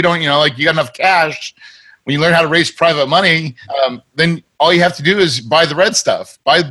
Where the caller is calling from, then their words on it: Phoenix, Arizona, United States; You know, I like to go there a lot, but right now I'm in Phoenix, Arizona.